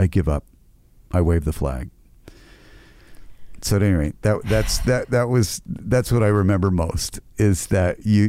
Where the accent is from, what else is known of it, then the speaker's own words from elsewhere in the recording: United States; now in Canada; very fortunate in my career, having come from the United States and been able to play really fantastic roles. As Canadian actors, sometimes we don't get a chance.